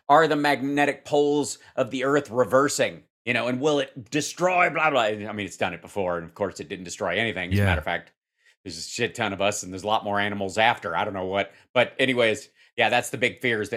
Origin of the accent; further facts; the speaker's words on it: Kentucky, United States; also born or lived in Cincinnati, Ohio; grew up in Kentucky